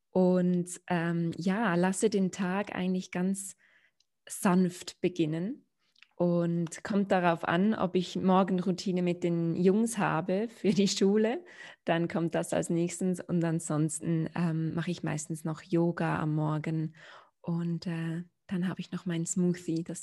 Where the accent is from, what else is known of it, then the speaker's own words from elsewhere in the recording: Switzerland; also born or lived in London; Ich bin in der Schweiz geboren und aufgewachsen